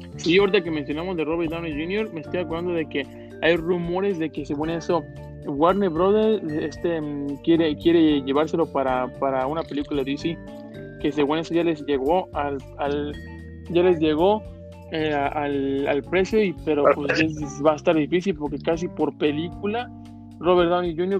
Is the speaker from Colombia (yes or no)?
no; Mexico; uno como mexicano